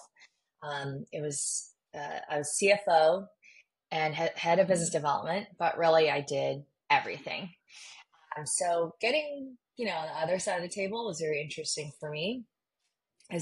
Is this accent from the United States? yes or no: yes; Southern California, United States; born or raised there; also born or lived in Beijing, China